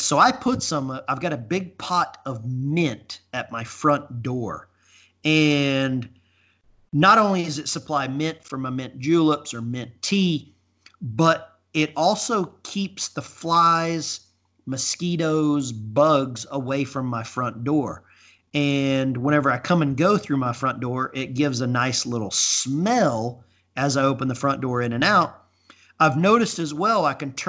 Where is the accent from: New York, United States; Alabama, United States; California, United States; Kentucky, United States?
Alabama, United States; I grew up in Alabama.